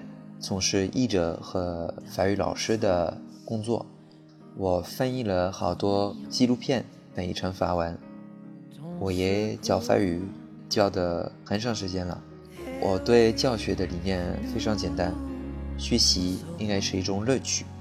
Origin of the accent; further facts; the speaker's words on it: Bordeaux, Nouvelle-Aquitaine, France; Chinese is a second language; 我来自法国波尔多。呃，波尔多是一个很美丽的城市，也是一个产葡萄酒的一个城市。